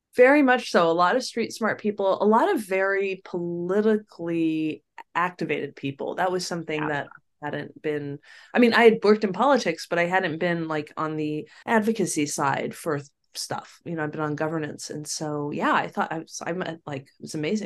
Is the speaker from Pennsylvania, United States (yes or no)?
no; Sacramento, California, United States; also born or lived in New York; I grew up, was born and raised in Sacramento, which at the time was a much more modest place than it is now